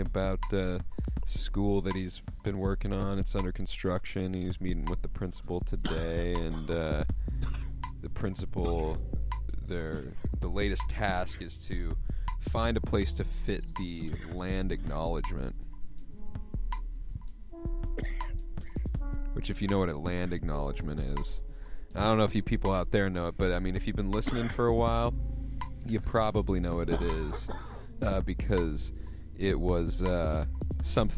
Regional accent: Portland, Oregon, United States; I'm from Portland

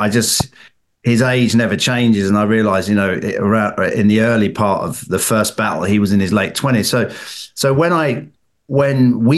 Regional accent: England, United Kingdom; as an Englishman with my English brother

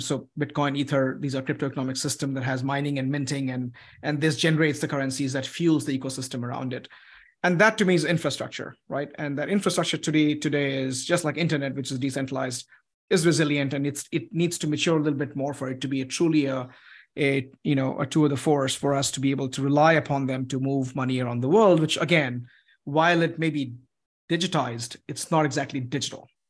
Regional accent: United States; as an American

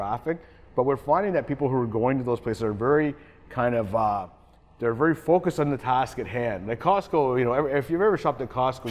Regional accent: Canada

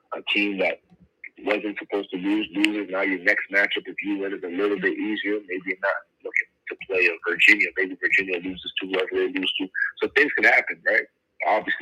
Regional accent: Canada; also born or lived in Montreal

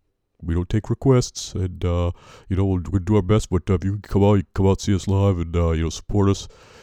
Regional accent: Woonsocket, Rhode Island, United States; So I'm from Woonsocket originally, and still live here. I haven't gone too far. We love Woonsocket, home of the pajama pants, and hot wieners.

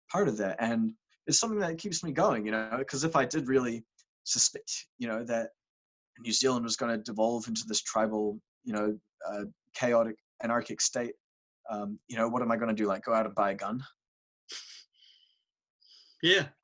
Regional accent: Cambodia; Growing up in Cambodia, I was a misanthropist.

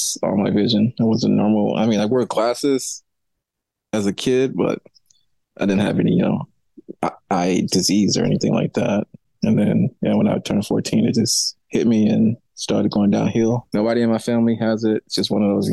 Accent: St. Louis, Missouri, United States; moved away as an adult; also born or lived in Colorado; So I was born in St. Louis, Missouri. I grew up there

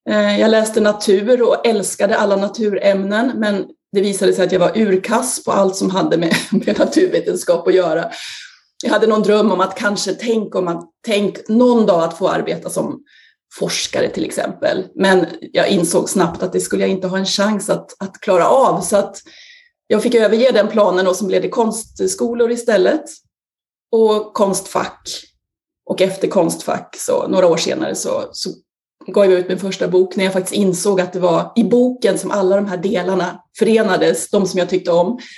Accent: Sandviken, Gävleborg County, Sweden; jag är ju då 50 plus, men på 70-talet så föddes jag i Sandviken 1970, växte upp i Sandviken i ett eh, radhusområde

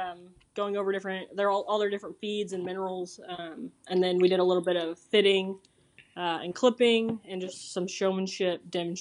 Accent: Piedmont, Oklahoma, United States; My whole life. I grew up about a mile from where I live now.

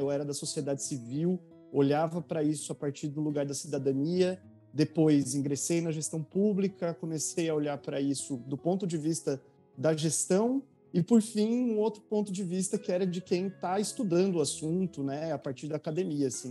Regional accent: Bragança Paulista, São Paulo, Brazil; moved away as an adult; now in São Paulo, Brazil; eu sou de Bragança Paulista, essa cidade que eu trabalhei na Secretaria de Cultura, nasci, cresci, vivi lá até três anos atrás

